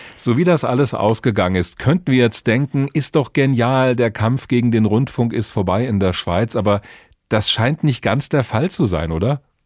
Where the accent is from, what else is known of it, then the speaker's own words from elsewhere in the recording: Germany; bei uns in Deutschland